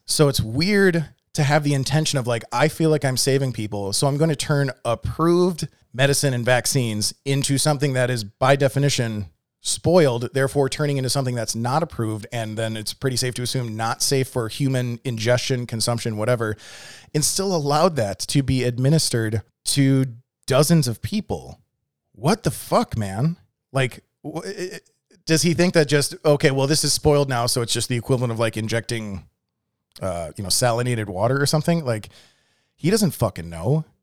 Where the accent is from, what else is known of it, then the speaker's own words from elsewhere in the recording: a suburb of Milwaukee, Wisconsin, United States; now in Texas, United States; I grew up in a suburb of Milwaukee.